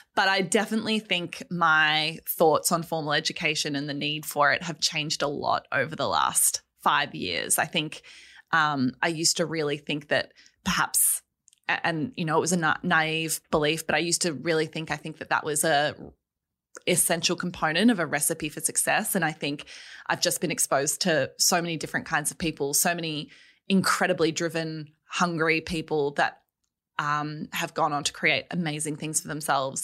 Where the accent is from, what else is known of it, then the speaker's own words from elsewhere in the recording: Melbourne, Victoria, Australia; I grew up in Melbourne.